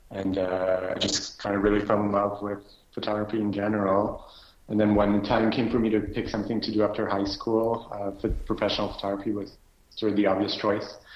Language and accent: English; Montreal, Quebec, Canada; I am born and raised in Montreal